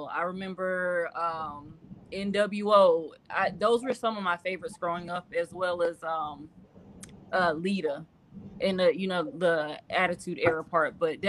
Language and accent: English; South Carolina, United States; also born or lived in Atlanta; Because I lived in Atlanta in South Carolina, because I'm originally from South Carolina.